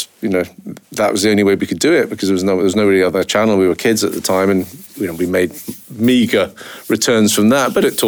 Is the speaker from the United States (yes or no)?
no; United Kingdom; now in Scotland; I was brought up down south, as you can probably recognise from my ridiculous accent.